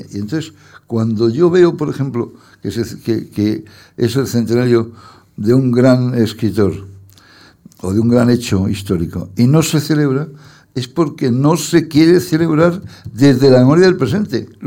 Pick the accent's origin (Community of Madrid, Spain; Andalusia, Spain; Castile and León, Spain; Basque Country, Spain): Community of Madrid, Spain; Torrelodones; born there; Yo nací por una casualidad en Torrelodones, porque mis padres tenían una casa en Torredones.